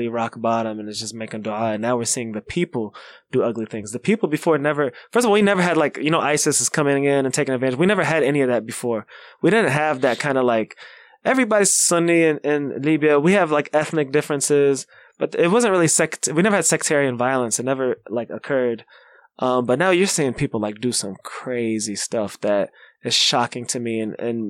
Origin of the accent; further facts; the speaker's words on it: Kentucky, United States; now in Chicago, United States; where I grew up in Kentucky